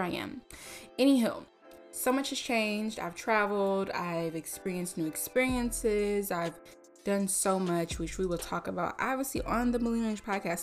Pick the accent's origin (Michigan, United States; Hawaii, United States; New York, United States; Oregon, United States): New York, United States; New York City; moved away as an adult; also born or lived in Atlanta / Miami; where it all started in New York, mother loving city. We are live from Brooklyn, New York